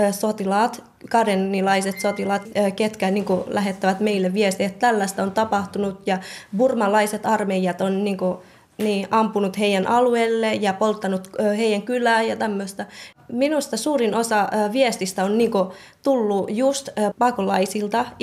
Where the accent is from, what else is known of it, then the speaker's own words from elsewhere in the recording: Kotka, Kymenlaakso, Finland; also born or lived in Thailand; olen Kotkasta ja olen 23-vuotias sairaanhoitaja-opiskelija.